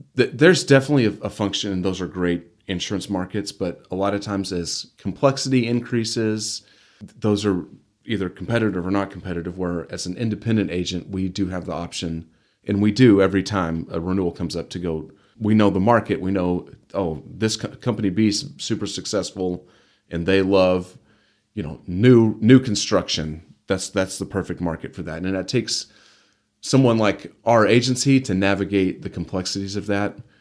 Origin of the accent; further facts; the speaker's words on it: Amarillo, Texas, United States; also born or lived in Canyon, Texas / Dallas, Texas; I was born in Amarillo. lived here really for the most, majority of my life